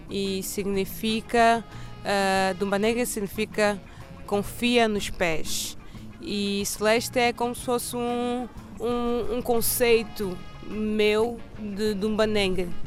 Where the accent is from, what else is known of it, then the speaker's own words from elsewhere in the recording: Cape Verde; also born or lived in Angola / Lisbon; Nasci em Angola, mas depois um Cabo Verdeantes, cresci em Cabo Verde, também estudei em Lisboa